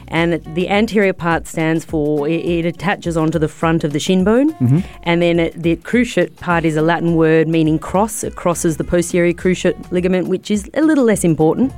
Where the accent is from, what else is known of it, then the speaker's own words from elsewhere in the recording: Australia; I'm Australian.